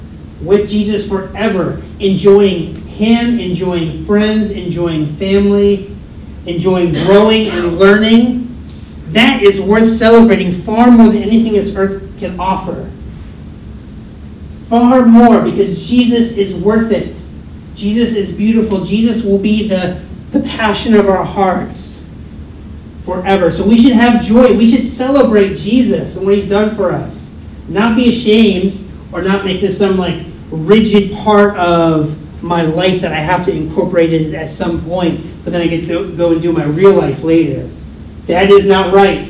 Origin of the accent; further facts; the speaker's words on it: United States; I'm American